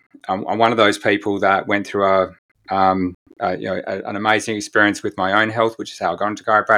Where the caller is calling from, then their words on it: Perth, Western Australia, Australia; So I'm joining you quite away from New Zealand. I'm in Perth, Western Australia.